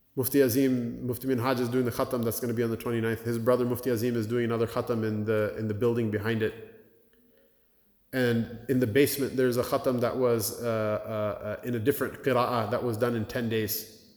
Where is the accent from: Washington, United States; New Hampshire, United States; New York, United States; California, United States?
Washington, United States; Blaine; now in Cleveland, United States; My hometown, Blaine, Washington, I can't believe it has a masjid. We grew up there